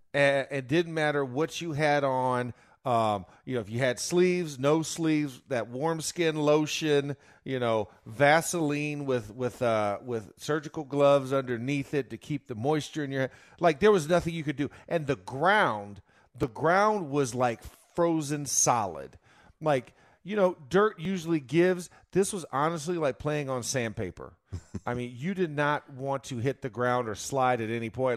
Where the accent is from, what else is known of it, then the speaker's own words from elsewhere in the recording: Florida, United States; I'm from Florida